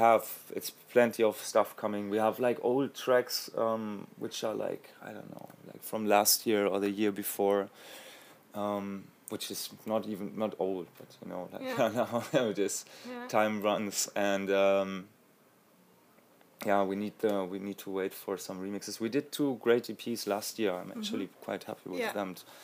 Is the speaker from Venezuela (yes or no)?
no; Munich, Bavaria, Germany; English is a second language; I am from Munich.